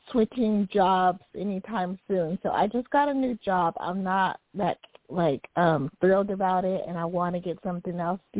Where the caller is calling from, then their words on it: San Diego, California, United States; I'm calling from San Diego, California.